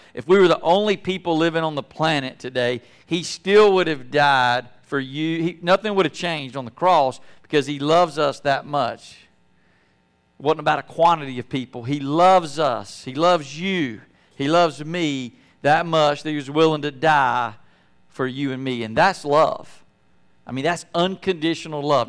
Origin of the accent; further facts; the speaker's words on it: Apex, North Carolina, United States; moved away as an adult; growing up in Apex